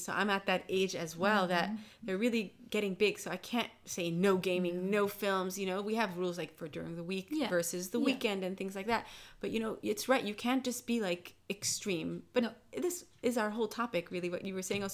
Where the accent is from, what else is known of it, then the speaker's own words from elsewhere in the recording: United States; moved away as an adult; now in Netherlands; I'm from America, so I have like different ideas